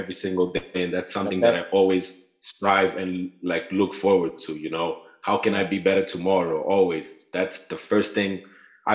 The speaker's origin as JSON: {"language": "English", "region": "Maputo", "country": "Mozambique", "also_born_or_lived": "Groningen, Netherlands", "moved": "as an adult", "lives_now": "Utrecht, Netherlands", "said": "I'm from Mozambique, from Maputo. I'm studying in Holland right now in Utrecht."}